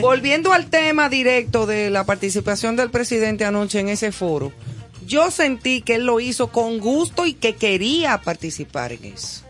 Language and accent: Spanish; Dominican Republic; yo como ciudadana dominicana